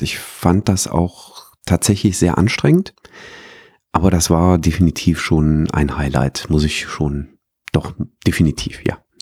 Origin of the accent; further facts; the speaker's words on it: Herzogenrath, North Rhine-Westphalia, Germany; in meiner Heimatstadt